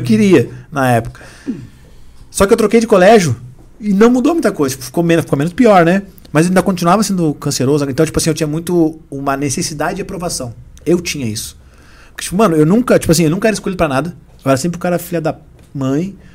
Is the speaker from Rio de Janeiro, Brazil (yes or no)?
no; Rio Grande do Sul, Brazil; moved away; also born or lived in São Paulo; Lá de onde eu vim, no Rio Grande do Sul